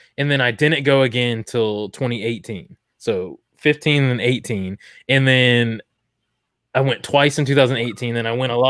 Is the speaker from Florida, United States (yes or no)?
yes; Daytona Beach, Florida, United States; I grew up in Daytona Beach, Florida, where 45 minutes or so from Universal and Disney.